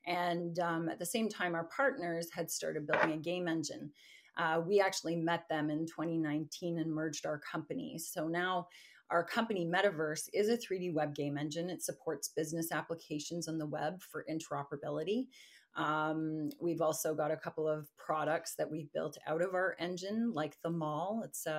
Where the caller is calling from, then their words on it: Mississauga, Ontario, Canada; Just outside of Toronto in Mississauga.